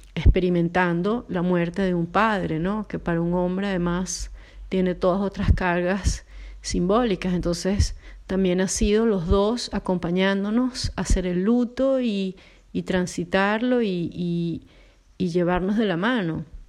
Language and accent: Spanish; Venezuela; moved away as an adult; now in Poland; me mudó de Venezuela para Polonia